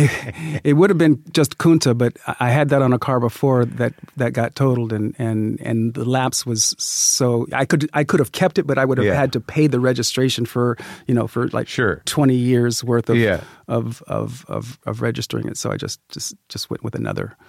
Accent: Sacramento, California, United States; I'm a kid from Sacramento, California.

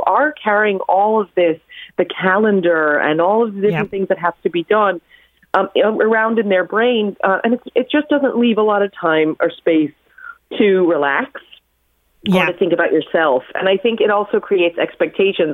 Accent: New York, United States; moved away; my mother in the 80s in New York, growing up in New York

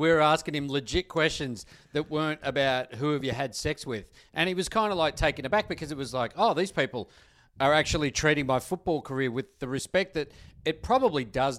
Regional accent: Tasmania, Australia; As he's spinning around, but I'm from Tasmania.

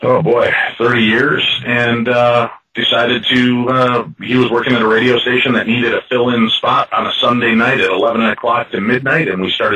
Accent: Chicago, Illinois, United States; I grew up in Chicago in the 70s and 80s

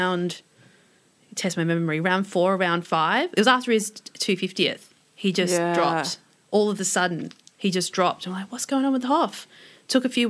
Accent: Adelaide, South Australia, Australia; growing up in Adelaide

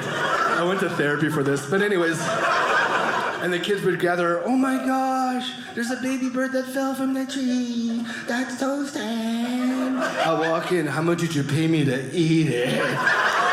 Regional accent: Canada; born or raised there; accent: Filipino; first language English

